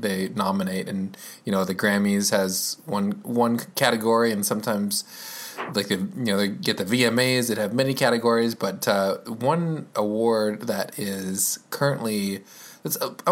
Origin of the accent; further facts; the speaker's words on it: Topeka, Kansas, United States; I'm from Topeka.